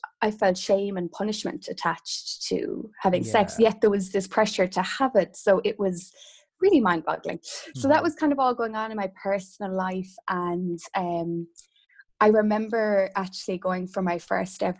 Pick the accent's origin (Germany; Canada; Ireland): Ireland; Kerry, Munster; now in Galway, Ireland; growing up in Kerry, which again is quite rural